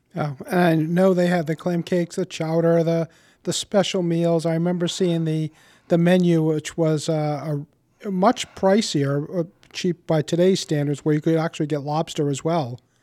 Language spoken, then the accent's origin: English; Warwick, Rhode Island, United States; born or raised there